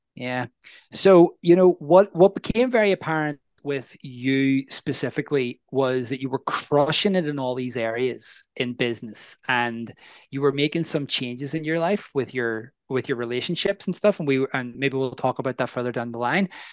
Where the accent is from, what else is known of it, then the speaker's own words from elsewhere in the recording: Northern Ireland, United Kingdom; I'm from the north of Ireland or Northern Ireland. And what's really interesting and unique about that is I grew up, there was a war